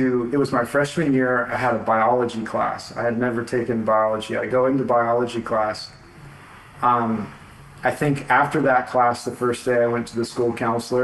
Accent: California, United States; moved away as an adult; also born or lived in Texas; I grew up in California

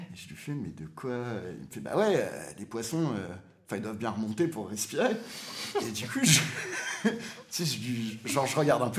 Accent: Réunion, France; also born or lived in Martinique / Brussels; moi, j'ai grandi à La Réunion, j'ai vécu à Martinique j'ai vécu à

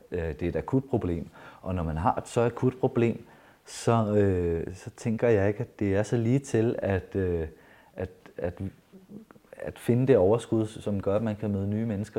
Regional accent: Jutland, Denmark; der, hvor jeg er vokset op, fra det sted i Jylland

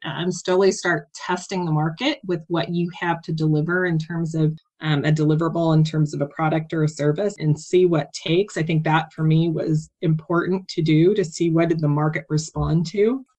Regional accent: Kansas, United States; moved away; I grew up on a farm in Kansas, very small, well, not very small, but small town, less than 5,000 people

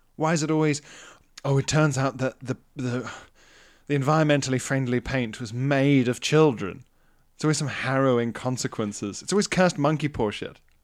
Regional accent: KwaZulu-Natal, South Africa; moved away; I was even encouraged in South Africa

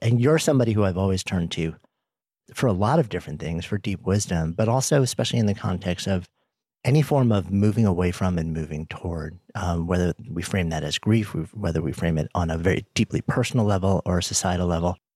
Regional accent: New York City, New York, United States; being a New Yorker

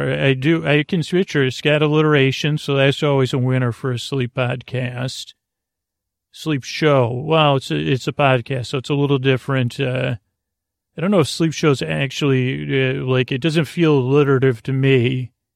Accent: Syracuse, New York, United States; a child growing up in Syracuse, New York

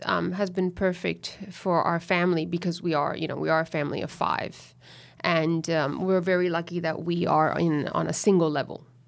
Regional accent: Miami, Florida, United States; now in Sydney, Australia; mother's Venezuelan, and I grew up in Miami, in Florida, so that makes me a U S citizen

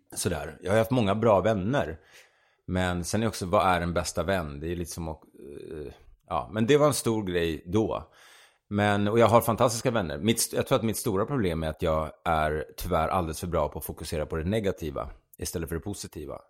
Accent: Sweden; den här svenska, the Swede

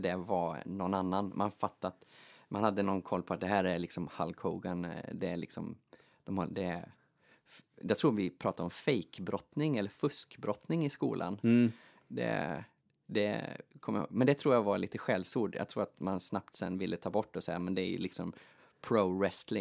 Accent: Kinnarp, Västra Götaland, Sweden; moved away as an adult; also born or lived in Gothenburg, Sweden; now in Åland, Finland; Jag är ju född och uppvuxen i eh, Kinnarp, mitt i Västergötland

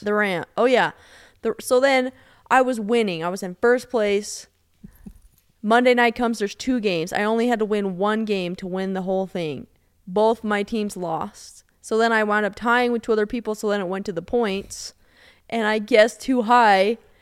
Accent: Denver, Colorado, United States; I'm from Denver

